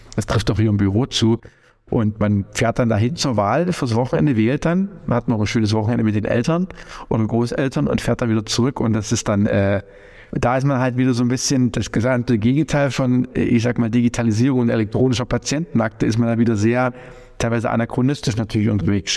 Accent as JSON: {"language": "German", "country": "Germany", "said": "als deutscher Staatsbürger der unser Gesundheitswesen natürlich kennt"}